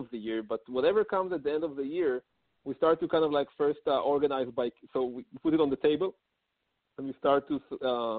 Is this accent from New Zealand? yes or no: no; Israel; moved away as an adult; also born or lived in New York City, United States; now in Palo Alto, United States; I'm originally from Israel, and about 6 years ago, I moved with my family to New York City